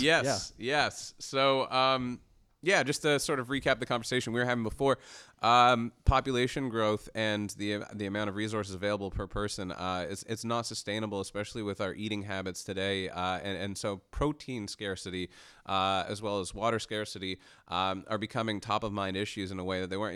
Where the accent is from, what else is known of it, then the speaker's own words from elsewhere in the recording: Canada; as a Canadian and and being in the Canadian tech ecosystem